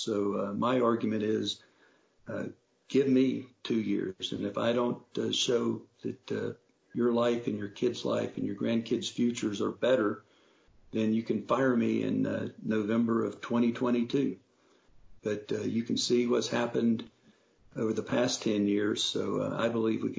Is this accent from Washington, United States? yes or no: no; North Carolina, United States; I grew up in North Carolina when we were a proud, progressive, forward-leaning southern state